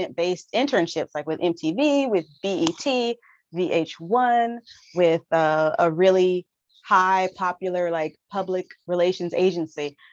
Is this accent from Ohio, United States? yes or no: no; Southern California, United States; I am from Southern California. So I've only ever lived about 2 hours away from